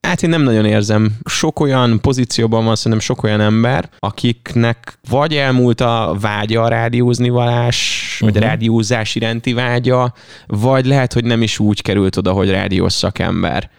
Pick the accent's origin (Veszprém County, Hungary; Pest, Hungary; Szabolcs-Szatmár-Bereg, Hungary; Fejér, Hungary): Veszprém County, Hungary; Ajka area; Ajkához, Kolontárhoz és a szülővárosomhoz, falumhoz kötődik